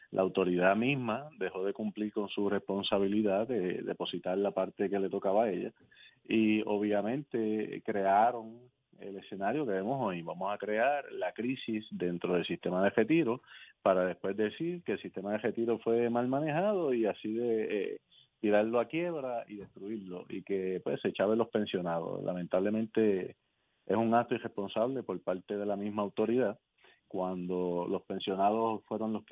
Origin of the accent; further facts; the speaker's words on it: Guayanilla, Puerto Rico; soy de aquí, yo soy del patio, soy puertorriqueño.